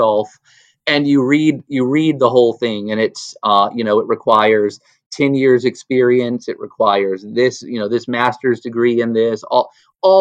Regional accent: Atlanta, Georgia, United States; also born or lived in Nashville, Tennessee; I grew up in Atlanta, Georgia

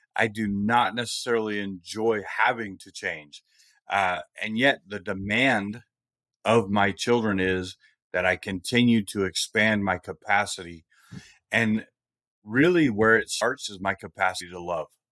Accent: Bay Area, California, United States; growing up where I grew up in the Bay Area of California

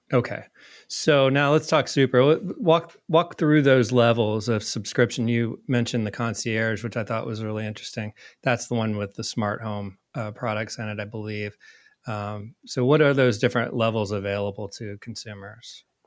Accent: Indiana, United States; moved away as an adult; also born or lived in New York; moved to, back to my home state of Indiana

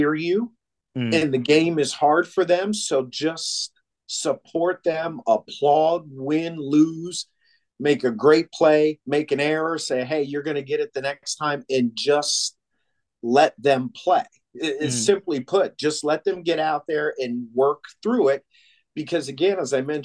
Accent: Williamsport, Pennsylvania, United States; moved away; I'm born and raised in Williamsport, Pennsylvania, the home of Little League

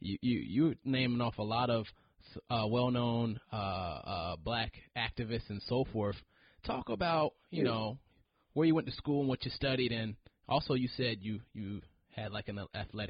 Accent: Poughkeepsie, New York, United States; I grew up in Poughkeepsie, New York.

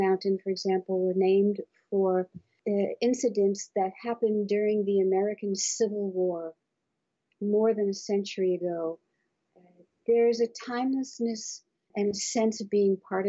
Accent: Bermuda; moved away; I was brought up in Bermuda, where there are no mountains

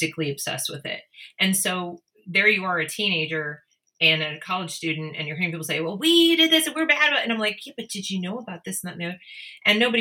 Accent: Northeast, United States; I grew up in the Northeast, everybody was left leaning

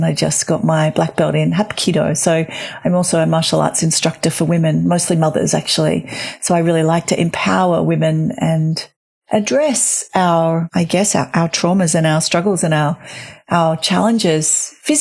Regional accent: Australia; now in Sydney, Australia; I am an Australian mother of three

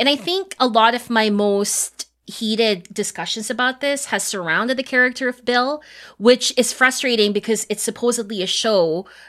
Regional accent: Philippines; I'm Filipina

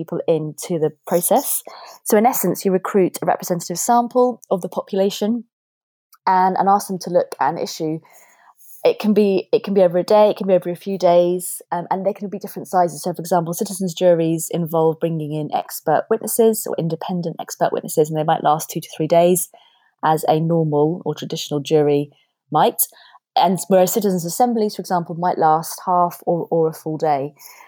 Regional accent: Guildford, South East England, United Kingdom; I'm speaking to you now from my hometown in Guildford

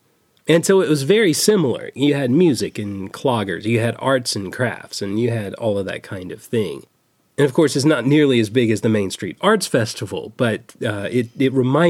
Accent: Winfield, Alabama, United States; moved away; I grew up in Winfield, Alabama, and it's a small rural town

